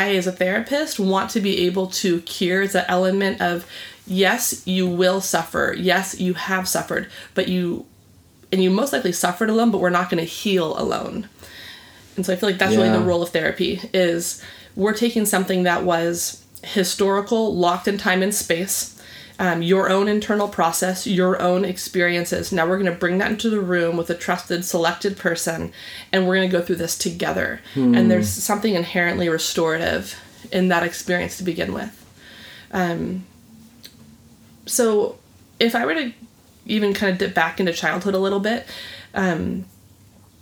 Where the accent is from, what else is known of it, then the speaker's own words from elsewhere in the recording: San Clemente, California, United States; also born or lived in Laguna Beach / Dana Point; I grew up in San Clemente. I was born in Laguna Beach, and now we're in Dana Point.